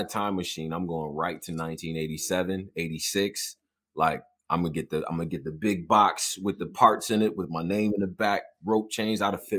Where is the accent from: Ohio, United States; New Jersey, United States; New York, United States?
New York, United States; Rochester; also born or lived in Houston, United States; Now, I was just born there. Most of my family lives out there, but I grew up in Rochester.